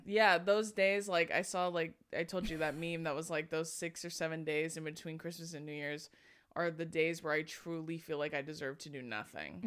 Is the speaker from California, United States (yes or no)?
yes; Corona, California, United States; also born or lived in Hawaii; I'm from Corona